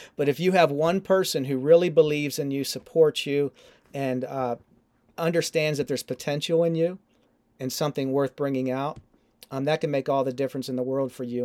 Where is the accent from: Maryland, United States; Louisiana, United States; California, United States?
Maryland, United States; Baltimore; growing up in Baltimore, uh, as an Orioles fan